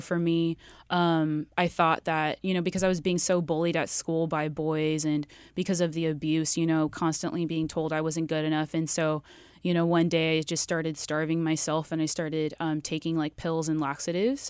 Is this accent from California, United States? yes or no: yes; Riverside, California, United States; I grew up in Riverside